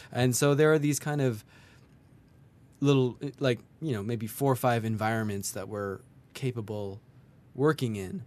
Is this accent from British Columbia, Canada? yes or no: yes; Kelowna, British Columbia, Canada; now in Montreal, Canada; I grew up in Kelowna.